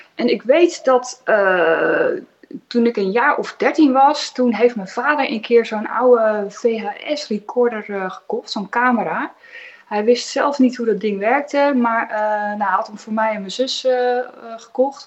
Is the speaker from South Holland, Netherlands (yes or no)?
yes; Katwijk, South Holland, Netherlands; now in Rijnsburg, Netherlands; Ik kom niet uit het Westland, ik kom uit Katwijk